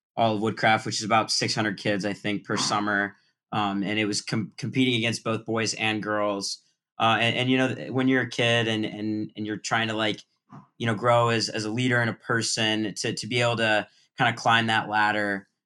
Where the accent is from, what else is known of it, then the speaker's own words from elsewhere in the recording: Culver, Indiana, United States; four-year senior uh, from Culver, Indiana